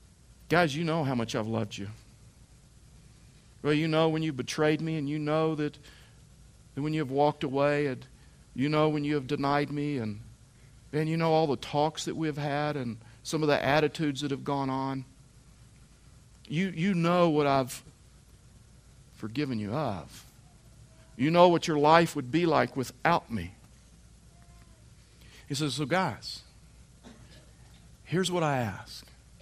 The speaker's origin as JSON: {"language": "English", "region": "Texas", "country": "United States", "tie": "born or raised there", "said": "I was raised in Texas"}